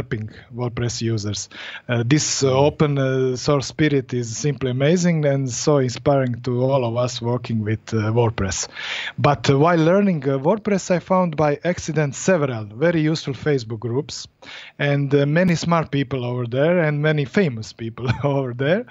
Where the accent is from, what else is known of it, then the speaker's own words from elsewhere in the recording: Split, Split-Dalmatia County, Croatia; I'm from Europe, Croatia, exactly, split